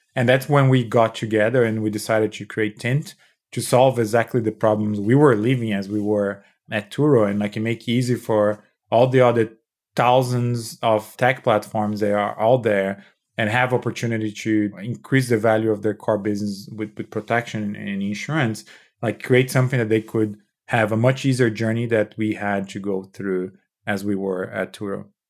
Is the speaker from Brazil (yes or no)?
yes; São Paulo, Brazil; moved away; I, I was born and raised in Brazil